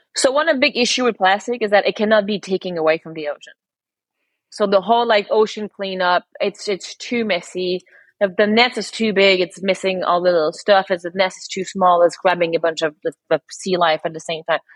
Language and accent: English; Montreal, Quebec, Canada; moved away as an adult; also born or lived in London; I'm born and raised in Montreal.